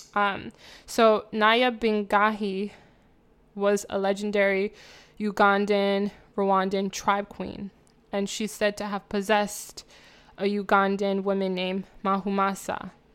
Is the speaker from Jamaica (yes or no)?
yes; Jamaica; even as a Jamaican